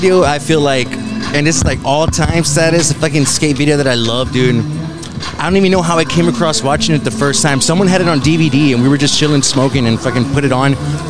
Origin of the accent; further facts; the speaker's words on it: Elsa, Texas, United States; I'm from Elsa